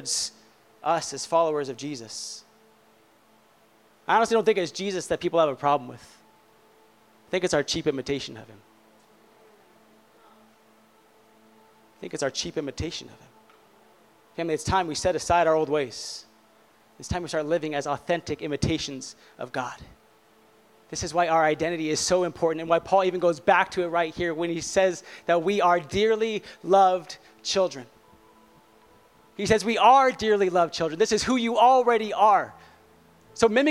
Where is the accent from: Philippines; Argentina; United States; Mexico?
United States; Southern California; I grew up in Southern California